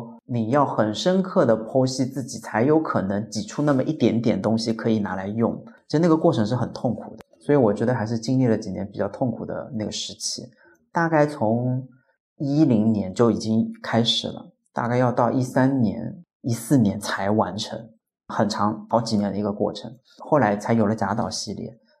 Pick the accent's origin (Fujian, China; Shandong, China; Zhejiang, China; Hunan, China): Zhejiang, China; Hangzhou; now in Beijing, China; 对我喜欢北方，但是我也不得不承认，故乡的基因一定是刻在我的血液里面、身体里面的。我到了北京十年出头了，但是好像第一个口音也改不了